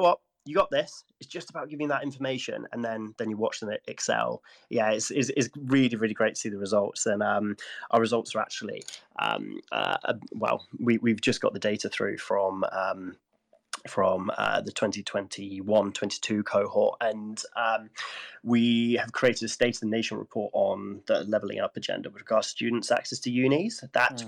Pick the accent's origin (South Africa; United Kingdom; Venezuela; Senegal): United Kingdom; Gloucestershire, South West England; I come from Gloucestershire